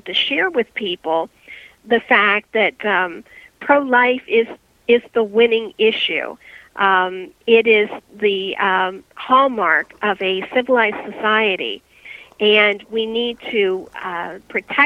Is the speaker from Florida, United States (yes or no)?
no; Ohio, United States; moved away as an adult; now in Pennsylvania, United States; I'm originally from Ohio